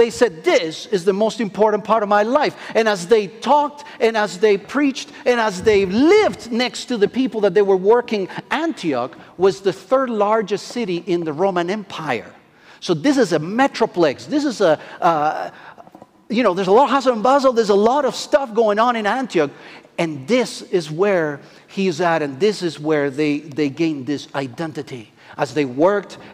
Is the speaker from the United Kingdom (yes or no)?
no; Argentina; English is a second language; moved away; I am from Argentina